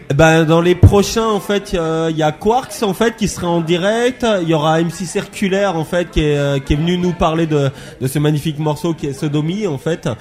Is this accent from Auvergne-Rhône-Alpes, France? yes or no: yes; Haute-Savoie, Auvergne-Rhône-Alpes, France; je viens de Haute-Savoie